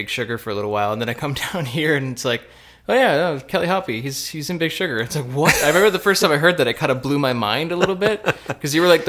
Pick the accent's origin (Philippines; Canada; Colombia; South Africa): Canada; Cobourg, Ontario; now in Windsor, Canada; I grew up not in Windsor. I grew up in Cobourg, Ontario